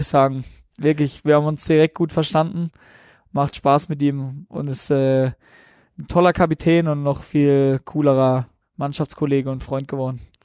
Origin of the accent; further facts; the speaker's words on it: Breisach, Baden-Württemberg, Germany; now in Regensburg, Germany; bei uns in Preisach, da bin ich aufgewachsen und geboren